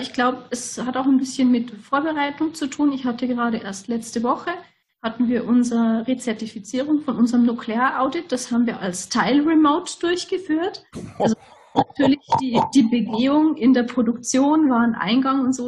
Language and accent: German; Lower Bavaria, Germany; Ich komme aus ganz aus dem Südosten von Deutschland. Also wir sind Niederbayern